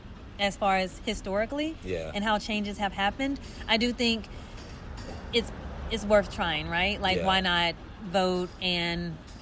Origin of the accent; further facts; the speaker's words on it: the South, United States; now in Philadelphia, United States; I'm also from the South.